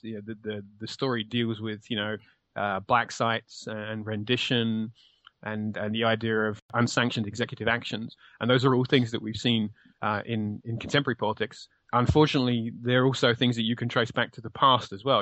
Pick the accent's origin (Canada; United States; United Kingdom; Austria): United Kingdom